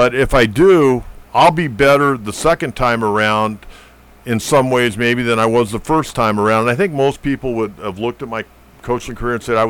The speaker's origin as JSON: {"language": "English", "town": "San Diego", "region": "California", "country": "United States", "tie": "born or raised there", "said": "I grew up here in San Diego"}